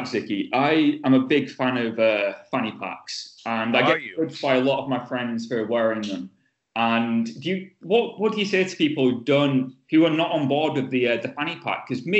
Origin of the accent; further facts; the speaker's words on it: Yorkshire and the Humber, United Kingdom; We're from the UK. We're from somewhere called Yorkshire.